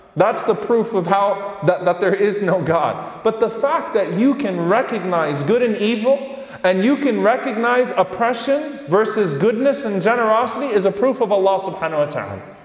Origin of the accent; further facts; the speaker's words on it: United States; the privilege that we've had as American Muslims this entire time